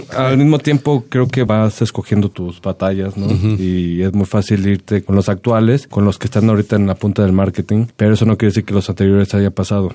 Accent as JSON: {"language": "Spanish", "region": "San Luis Potosí", "country": "Mexico", "moved": "yes", "lives_now": "Mexico City, Mexico", "said": "yo igual de San Luis Potosí, no soy de acá de la Ciudad de México"}